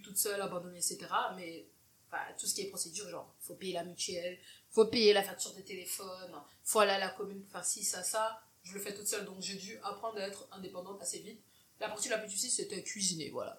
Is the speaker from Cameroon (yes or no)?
yes; Cameroon; moved away as an adult; now in Belgium; je suis camerounaise de nationalité, je suis née, j'ai grandi au Cameroun jusqu'à mes 18 ans, puis je me suis installée en Belgique.